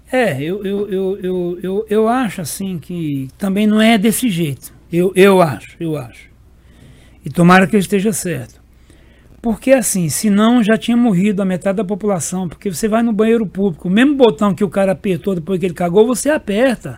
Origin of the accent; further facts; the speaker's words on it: Serra Talhada, Pernambuco, Brazil; Serra Talhada aí, a minha terra natal